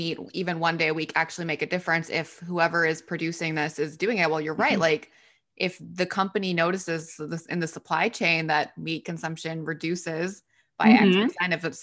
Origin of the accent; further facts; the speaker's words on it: Texas, United States; we're from Texas